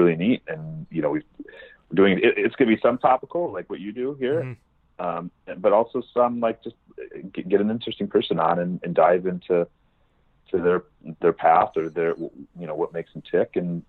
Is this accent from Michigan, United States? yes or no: yes; Detroit, Michigan, United States; moved away; also born or lived in Atlanta; I grew up in Detroit